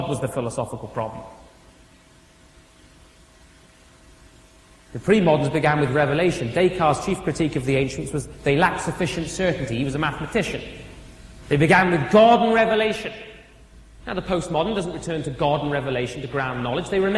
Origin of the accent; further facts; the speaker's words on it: United Kingdom; now in Stouffville, Canada; As a European, and I hate to call myself that because I'm British